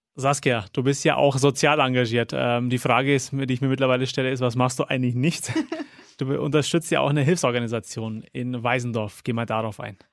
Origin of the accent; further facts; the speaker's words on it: Germany; bei uns in Deutschland